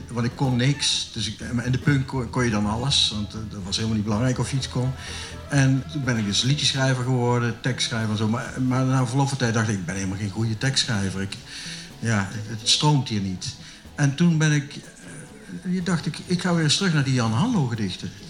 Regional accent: Valkenburg, Limburg, Netherlands; Ik kom uit Valkenburg. Hè. Ik ben eigenlijk een halve Nederlander, want Limburgers zijn natuurlijk eigenlijk halve Belgen.

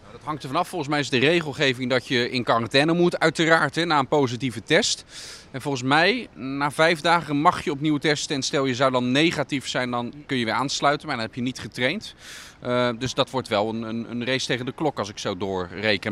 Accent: Netherlands; ben ik toch een Hollander

